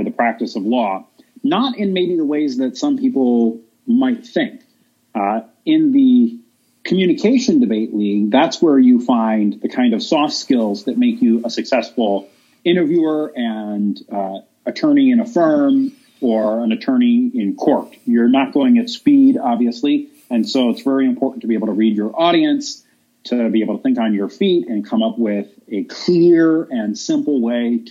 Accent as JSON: {"language": "English", "town": "Cleveland", "region": "Ohio", "country": "United States", "said": "I'm from Cleveland, Ohio, originally."}